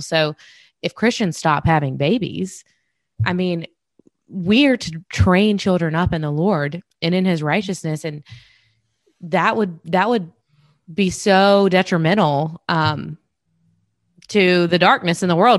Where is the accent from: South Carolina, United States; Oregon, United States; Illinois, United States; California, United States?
South Carolina, United States; grown up in South Carolina with my family